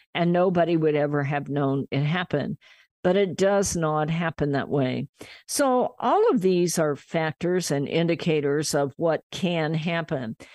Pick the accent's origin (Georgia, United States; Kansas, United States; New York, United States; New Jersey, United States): Kansas, United States; moved away as an adult; now in California, United States; I was from Kansas